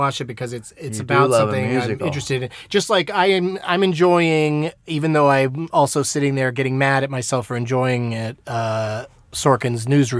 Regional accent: San Diego, California, United States; I grew up in San Diego

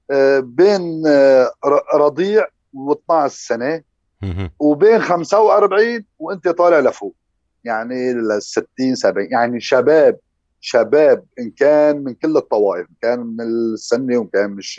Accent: Aleppo, Aleppo Governorate, Syria; accent: Aleppine; moved away as an adult

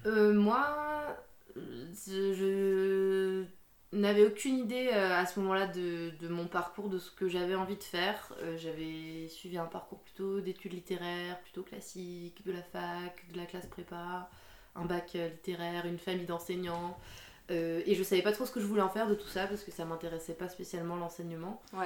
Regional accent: Alsace, Grand Est, France; now in Dijon, France; je suis née en Alsace. J'ai grandi en Alsace.

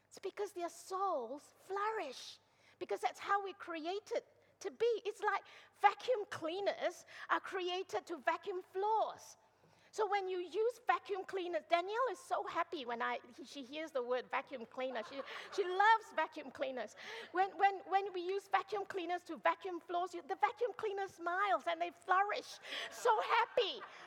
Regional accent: Malaysia; moved away; I'm originally from Malaysia

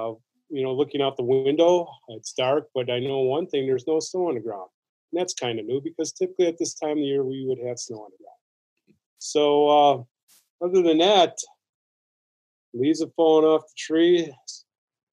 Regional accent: Milwaukee, Wisconsin, United States; I grew up in Milwaukee in a large family, large Polish family.

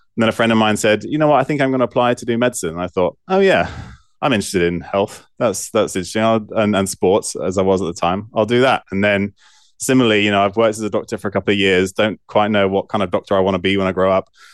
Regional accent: Bristol, South West England, United Kingdom; also born or lived in Evanston, Illinois, United States; we moved back to the U K when I was four or five. Um, and I lived, I grew up in Bristol

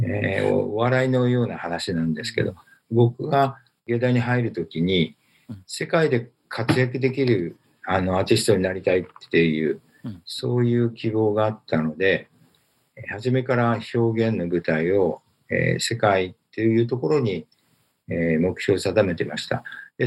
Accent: Japan; 日本で生まれて、あの、日本で育っている

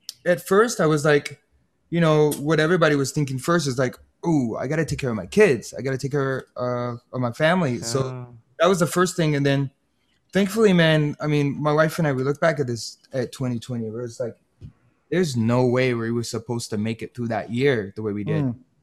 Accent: Hawaii, United States; I grew up in Hawaii

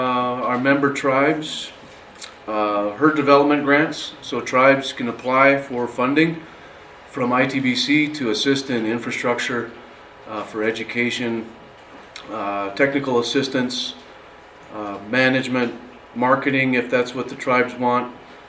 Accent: Wyoming, United States; I'm personally from Wyoming and make trips to South Dakota

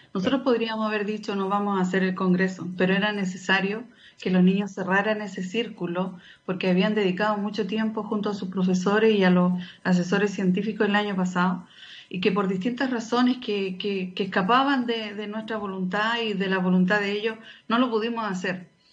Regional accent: Antofagasta, Chile; also born or lived in Oficina José Francisco Vergara; Nací acá en Antofagasta, pero, pero estaba ya con, con mis padres

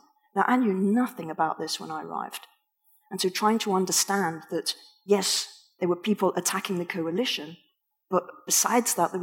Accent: England, United Kingdom; I'm … from England

